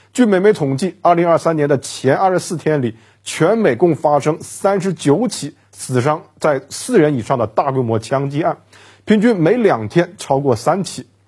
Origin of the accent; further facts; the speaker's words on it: China; 对我们中国人而言，